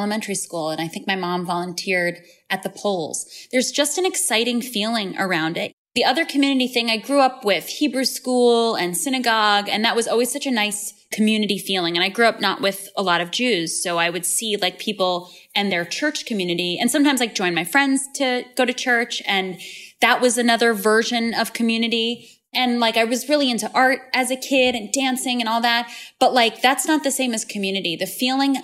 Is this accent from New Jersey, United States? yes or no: no; Long Island, New York, United States; I grew up on Long Island in this very socially conservative town